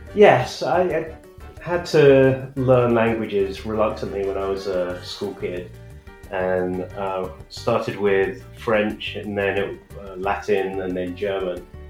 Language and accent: English; United Kingdom; also born or lived in San Francisco Bay Area, United States; now in Austin, United States; I'm a Brit who's living in Austin, Texas.